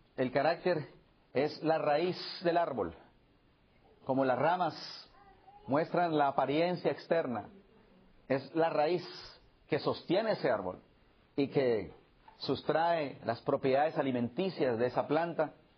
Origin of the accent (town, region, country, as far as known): Colombia; moved away